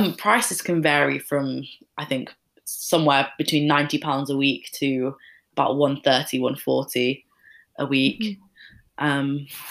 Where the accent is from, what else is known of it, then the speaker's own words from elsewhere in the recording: Leeds, Yorkshire and the Humber, United Kingdom; moved away as an adult; now in Birmingham, United Kingdom; I'm from Leeds